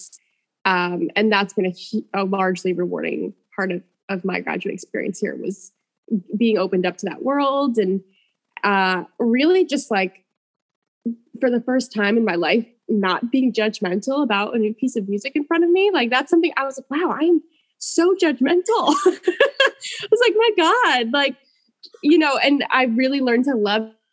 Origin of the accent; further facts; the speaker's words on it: Enfield, Connecticut, United States; also born or lived in Springfield, Massachusetts; I grew up in Enfield, Connecticut